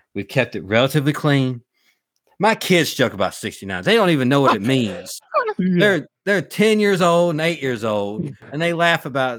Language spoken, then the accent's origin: English; the South, United States; accent: Southern; they do like to rag me a little bit about my Southern accent.